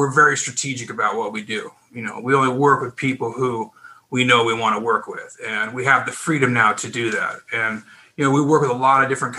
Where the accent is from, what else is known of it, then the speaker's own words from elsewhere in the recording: Pacific Northwest, United States; moved away as an adult; now in California, United States; I'm originally from the Northwest, Pacific Northwest